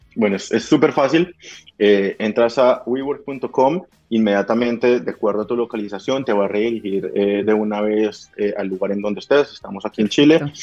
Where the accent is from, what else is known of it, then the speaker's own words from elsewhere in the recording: Bogotá, Colombia; moved away; yo soy de Bogotá, en Colombia